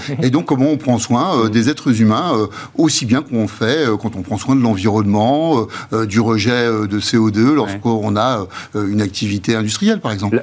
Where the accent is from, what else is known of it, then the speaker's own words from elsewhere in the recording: France; nous-mêmes, en tant que Français